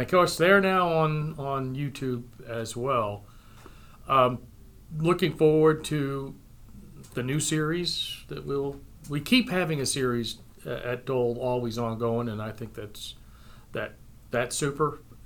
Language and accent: English; Calais, Maine, United States; moved away; also born or lived in St. Stephen, New Brunswick, Canada; I was born and brought up in the area around Calais, Maine, St. Stephen, New Brunswick